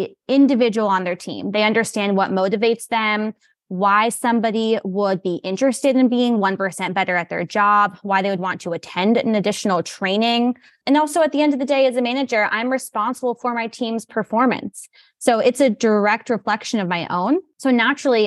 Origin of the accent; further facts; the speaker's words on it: New York, United States; moved away as an adult; also born or lived in Virginia / Maryland; I hail from New York originally. I spent time working in Virginia, Maryland, and now I'm back